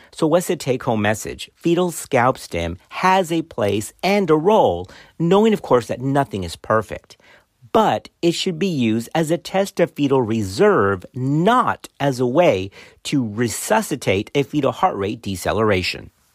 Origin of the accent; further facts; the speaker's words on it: Texas, United States; accent: Texan; my Texan accent in the middle of my Hispanic background